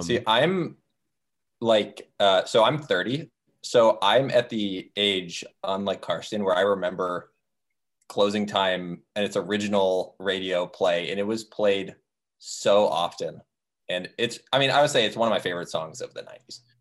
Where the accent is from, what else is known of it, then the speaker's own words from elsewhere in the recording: Florida, United States; I was from Florida where you could swim, you know, everywhere.